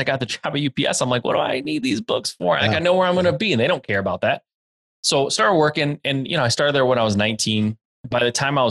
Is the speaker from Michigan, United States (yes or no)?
yes; Michigan, United States; born and raised in Michigan, still live in Michigan